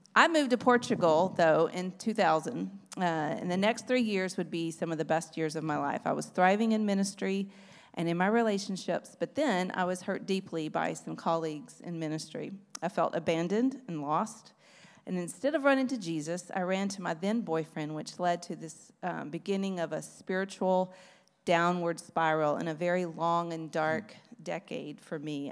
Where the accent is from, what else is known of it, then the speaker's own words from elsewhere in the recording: Beaumont, Texas, United States; I was born, um, very far from Austria in Beaumont, Texas in nineteen seventy. I grew up in but I grew up in East Texas